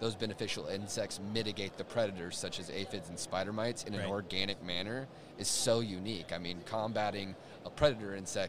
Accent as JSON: {"language": "English", "region": "Oklahoma", "country": "United States", "tie": "born or raised there", "moved": "as an adult", "lives_now": "Boulder, United States", "said": "back in my home state of Oklahoma. I currently reside in Boulder, Colorado"}